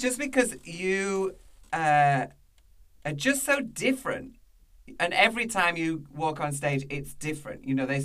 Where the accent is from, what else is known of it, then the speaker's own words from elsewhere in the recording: Brighouse, Yorkshire and the Humber, United Kingdom; Brighouse is absolutely not like that at all where I'm from